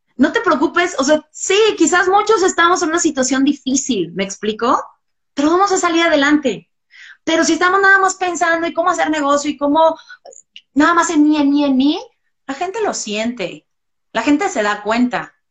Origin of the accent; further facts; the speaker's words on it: Mexico; como mexicanos